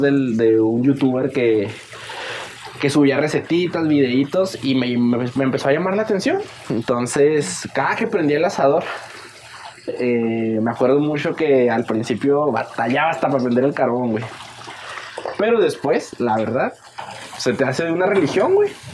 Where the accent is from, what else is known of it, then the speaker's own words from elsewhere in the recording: Ciudad Juárez, Chihuahua, Mexico; Nosotros somos de Juárez